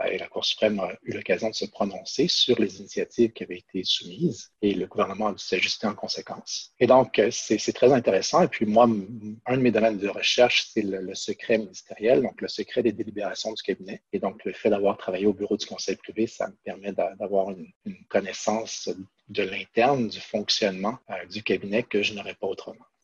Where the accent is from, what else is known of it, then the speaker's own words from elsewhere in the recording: Quebec City, Quebec, Canada; moved away as an adult; now in Ottawa, Canada; j'ai grandi à Québec et puis je suis venu faire mes, mes études ici à Ottawa en 2000